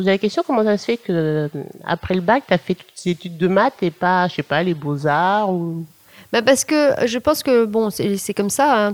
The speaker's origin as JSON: {"language": "French", "town": "Bordeaux", "region": "Nouvelle-Aquitaine", "country": "France", "also_born_or_lived": "Rouen / London / Paris", "moved": "as an adult", "said": "je suis bordelaise."}